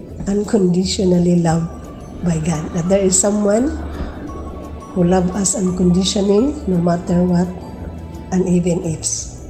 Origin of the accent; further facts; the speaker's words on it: Philippines; from the Philippines.